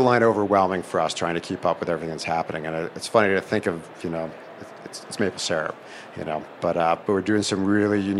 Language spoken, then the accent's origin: English; Vermont, United States; We're from Vermont, and so there's one thing you do in Vermont, you make maple syrup